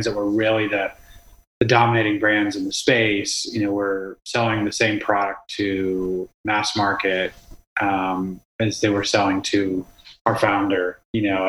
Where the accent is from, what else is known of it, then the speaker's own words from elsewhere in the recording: Austin, Texas, United States; I grew up in Austin, Texas